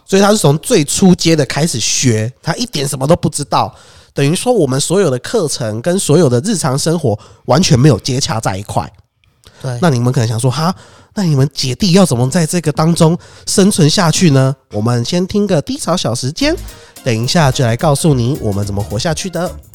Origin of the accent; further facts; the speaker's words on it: Taiwan; 我们台湾人